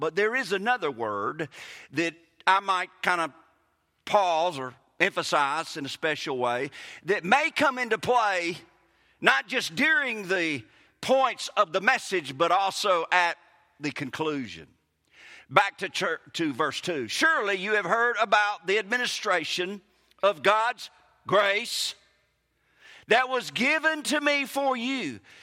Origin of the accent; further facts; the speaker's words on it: Mississippi, United States; accent: Mississippi; my Mississippi-ness